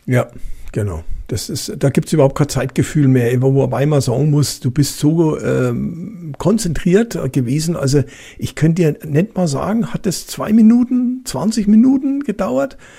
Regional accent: Franconia, Bavaria, Germany; accent: Franconian; vielleicht äh, hört man manchmal meinen fränkischen Dialekt durch

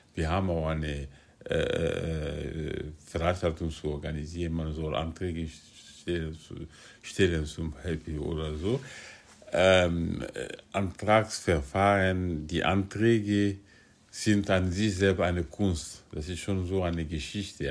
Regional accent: Guinea; moved away as an adult; also born or lived in France; now in Berlin, Germany; Ich bin in Guinea geboren und aufgewachsen habe ich äh, meine, ich habe die Schule in Guinea besucht

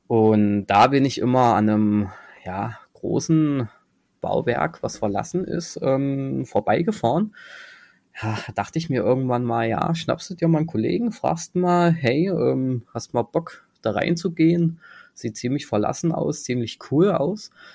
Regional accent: Halle, Saxony-Anhalt, Germany; ich komme aus Halle

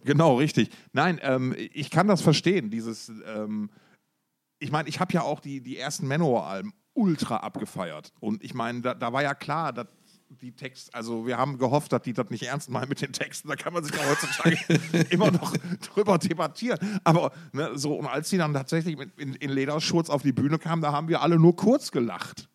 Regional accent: Essen, North Rhine-Westphalia, Germany; meiner Heimatstadt Essen

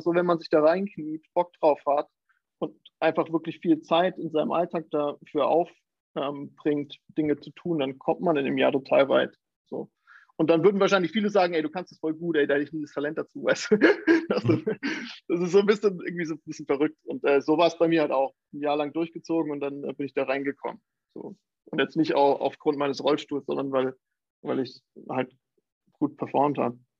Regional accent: Thuringia, Germany; moved away as an adult; also born or lived in Jena / New York; now in Hamburg, Germany; ich komme ursprünglich aus Thüringen

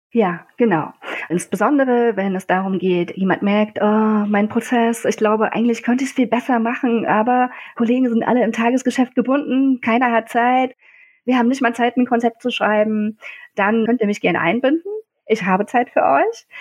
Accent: Leipzig, Saxony, Germany; kam ich wieder in meine Heimatstadt Leipzig, das schöne Leipzig

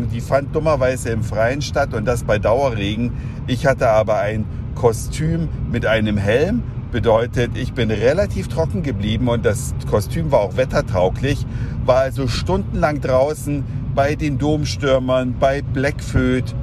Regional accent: Saxony, Germany; Ich selbst komme ja nicht aus der Karnevalshochburg Köln. Ich komme aus Sachsen. Das ist natürlich auch, da sagt man Fasching, eine Faschingshochburg.

